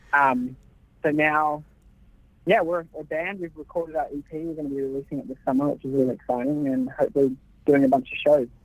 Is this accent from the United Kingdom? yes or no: no; Australia; moved away; I've always wanted to work back home. Um, you know, being Australian